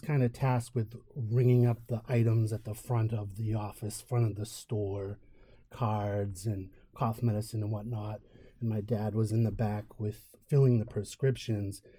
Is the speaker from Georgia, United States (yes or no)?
no; Merrimack Valley, Massachusetts, United States; my family owned a chain of pharmacies growing up in the Merrimack Valley of Massachusetts